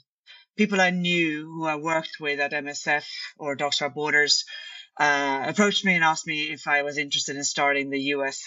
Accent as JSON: {"language": "English", "town": "Stockholm", "region": "Stockholm County", "country": "Sweden", "also_born_or_lived": "London", "second_language": "English", "said": "I'm originally from Stockholm, Sweden, and I studied international relations and history at university"}